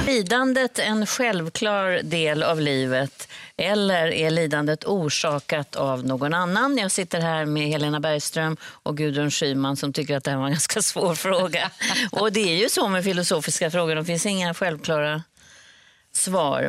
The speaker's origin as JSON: {"language": "Swedish", "country": "Sweden", "said": "stå som svensk"}